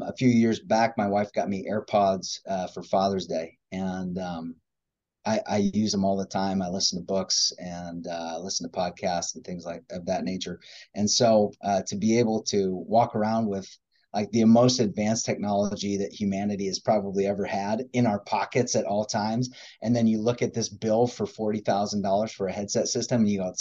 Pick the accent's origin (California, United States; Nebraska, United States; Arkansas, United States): Nebraska, United States; Madison; also born or lived in Seward, Nebraska; Grew up in Madison, out on an acres